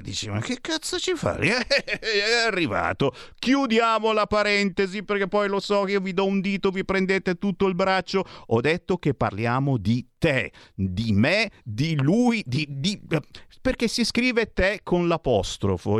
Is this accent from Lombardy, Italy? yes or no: yes; Legnano, Lombardy, Italy; anch'io sono dell'Alto Milanese, di Legnano